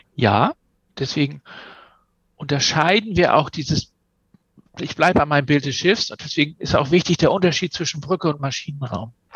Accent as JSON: {"language": "German", "region": "Hamburg or near Hamburg", "country": "Germany", "also_born_or_lived": "Kiel / Glasgow", "accent": "North German", "said": "ich spreche Norddeutsch und das ist auch so, weil ich komme von hier komme aus Hamburg oder aus der Nähe von Hamburg"}